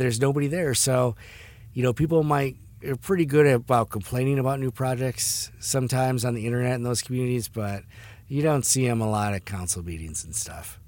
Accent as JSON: {"language": "English", "town": "Detroit", "region": "Michigan", "country": "United States", "tie": "born or raised there", "moved": "yes", "lives_now": "San Diego, United States", "said": "my hometown in Detroit"}